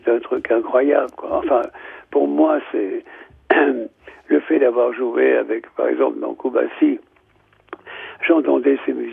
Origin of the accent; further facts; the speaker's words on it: Nouvelle-Aquitaine, France; Moi, je suis basque, lui, il est, serbe.